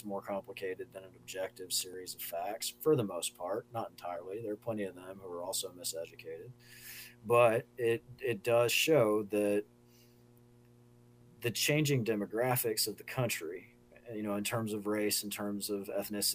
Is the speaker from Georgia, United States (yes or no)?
yes; Georgia, United States; now in Charlottesville, United States; I'm from Georgia. I grew up there